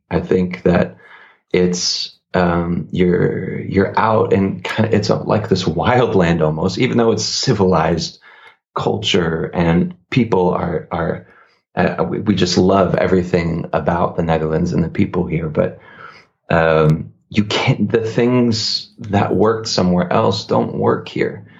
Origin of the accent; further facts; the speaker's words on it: Northeast, United States; I come from the Northeast